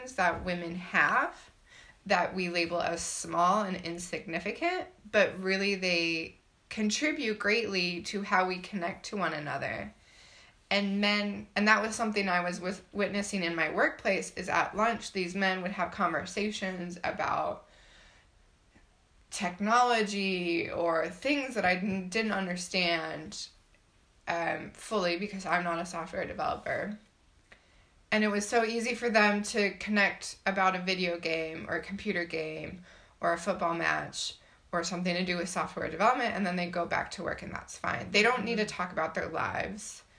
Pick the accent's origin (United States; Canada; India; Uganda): United States; moved away as an adult; I'm also American